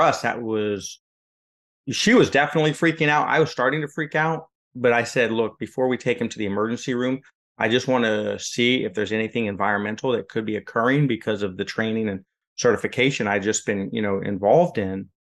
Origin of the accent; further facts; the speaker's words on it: West Coast, United States; moved away as an adult; now in Florida, United States; I'm from the West Coast